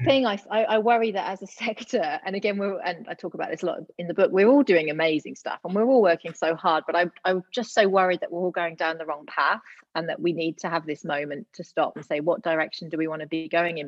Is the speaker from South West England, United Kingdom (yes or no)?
yes; Gloucester, South West England, United Kingdom; moved away as an adult; also born or lived in Leeds, United Kingdom / London, United Kingdom; now in Adelaide, Australia; I'm originally from the UK, born and bred Gloucester girl.